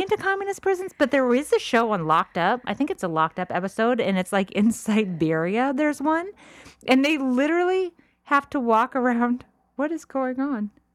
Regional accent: La Cañada Flintridge, California, United States; also born or lived in Orange County, California; I grew up in La Cañada when I was a little kid

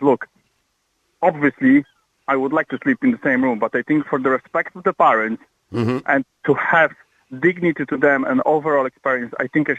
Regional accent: Poland; now in Ireland; I'm Polish.

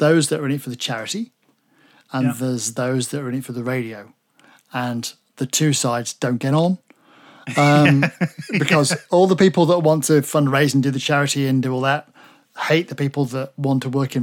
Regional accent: Derby, East Midlands, United Kingdom; I'm from Derby, right in the middle of the country. So I was born in Derby and my first foray into anything radio was at home at my parents' house.

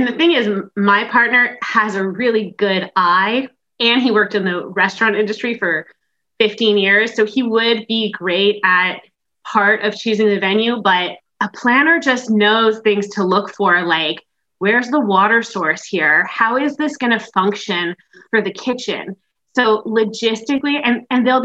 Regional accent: Montreal, Quebec, Canada; I am from Montreal, Quebec in Canada

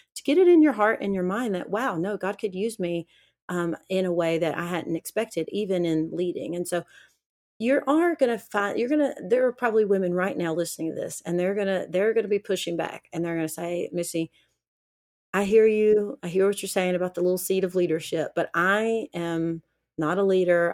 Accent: Alabama, United States; growing up in the South in Alabama

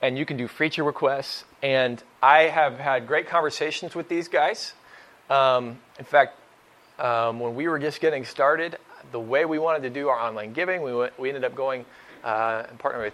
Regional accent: Oklahoma, United States; also born or lived in Northeast Ohio; now in Ohio, United States; I'm from Oklahoma originally, so when I moved to Northeast Ohio

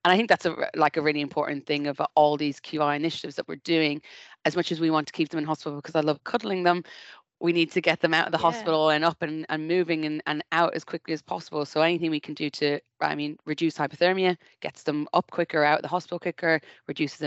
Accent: Ireland; now in United Kingdom; I'm Irish

